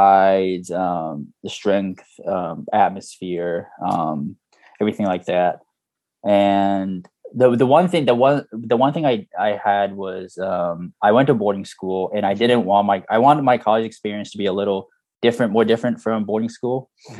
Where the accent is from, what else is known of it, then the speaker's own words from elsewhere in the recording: United States; now in Japan; I was born in Japan, grew up here until third grade, and then moved to the U.S.